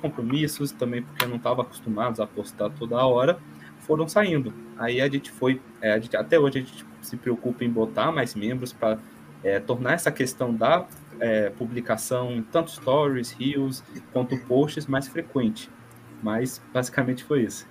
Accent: Brasília, Federal District, Brazil; nós somos de Brasília, somos acadêmicos de Brasília

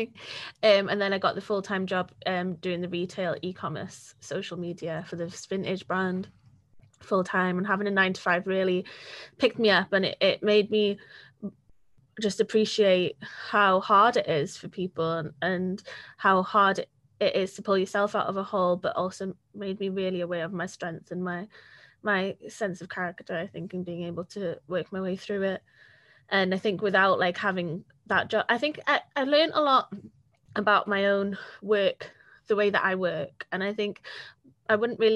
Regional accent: Wales, United Kingdom; I was very blessed from being Welsh

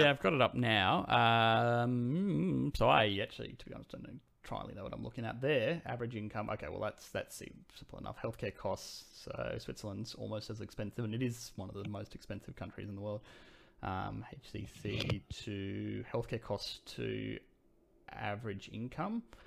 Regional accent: Sydney, New South Wales, Australia; I'm from Sydney

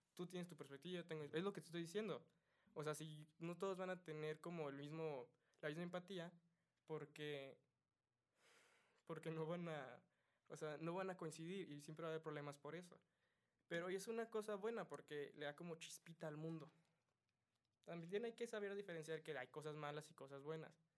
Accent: Mexico

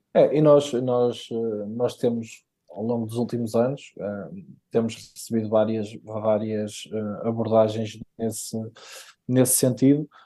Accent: Paços de Ferreira, Norte, Portugal; nascido e criado em, em Passos de Ferreira, portanto, esta é a minha terra

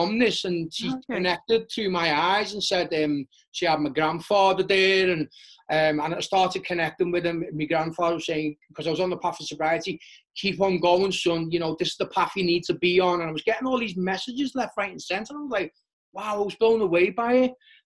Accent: Liverpool, North West England, United Kingdom; growing up in Liverpool, it was all about the club scene

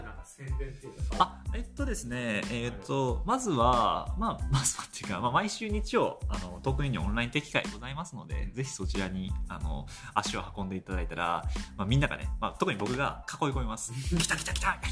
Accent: Kobe, Hyogo, Japan; 僕ね地元神戸なんですよ地元神戸で

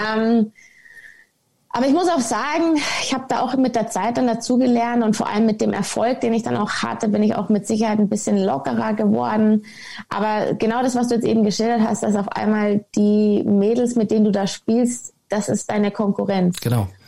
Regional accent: Munich, Bavaria, Germany; ich komme ursprünglich aus München, ähm, bin ein echtes Münchner Kindl

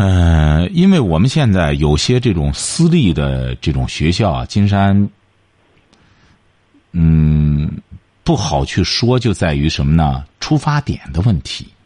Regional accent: China; 所以说，这就是我们中国人有的时候给给外国的校长写信，就觉得奇怪，为什么他会接见我呢？

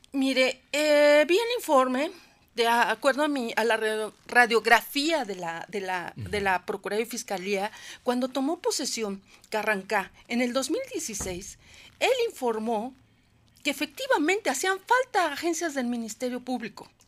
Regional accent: Puebla, Mexico; soy ciudadana poblana, Aquí vive mi familia

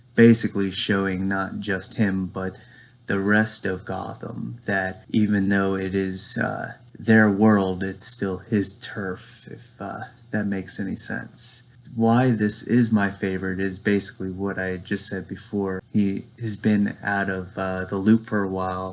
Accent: Lynchburg, Virginia, United States; I'm from Lynchburg, Virginia.

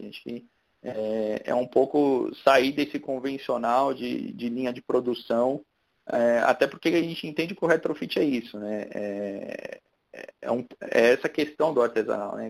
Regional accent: São Paulo, Brazil; eu nasci na Barra Funda, depois mudei para Santa Cecília

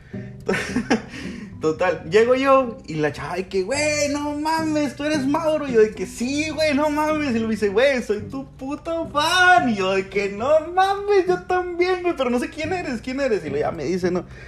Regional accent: Monclova, Coahuila, Mexico; now in Frontera, Mexico; nací en Monclova, por lo tanto, soy de Monclova

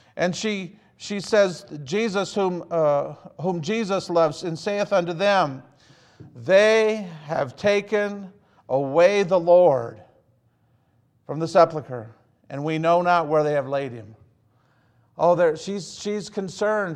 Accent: Hazel Park, Michigan, United States; also born or lived in Pontiac, Michigan; growing up in Hazel Park, Michigan

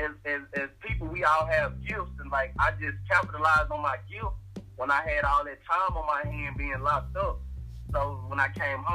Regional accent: Dallas, Texas, United States; I'm from Dallas, Texas

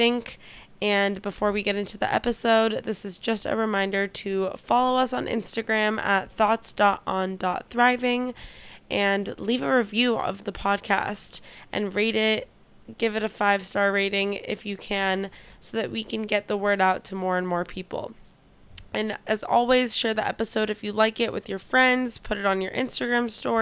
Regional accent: California, United States; also grew up in California and I had similar parents, immigrants

